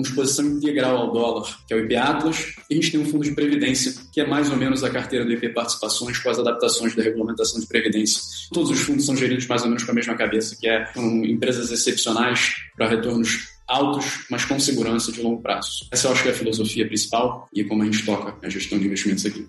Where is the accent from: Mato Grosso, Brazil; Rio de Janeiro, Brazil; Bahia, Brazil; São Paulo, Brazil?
Rio de Janeiro, Brazil; sou carioca